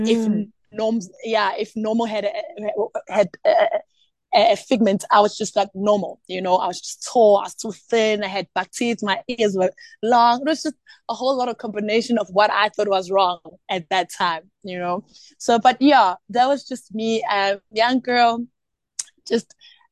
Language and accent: English; Eskalwini, KwaZulu-Natal, South Africa; born there; also born or lived in Eastern Cape; I was born in Eskalwini, and I had the privilege actually to grow up in different provinces. I actually even grew up in Eastern Cape